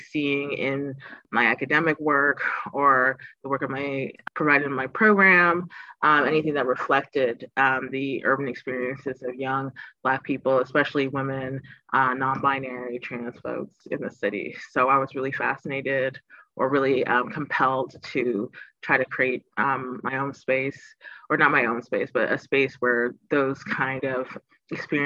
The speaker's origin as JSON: {"language": "English", "town": "Toronto", "region": "Ontario", "country": "Canada", "tie": "born or raised there", "said": "I'm born and raised in Toronto. So this is the city I spent most of my life"}